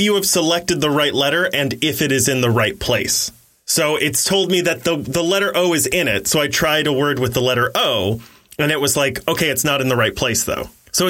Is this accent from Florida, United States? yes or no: no; Ohio, United States; I'm from Ohio.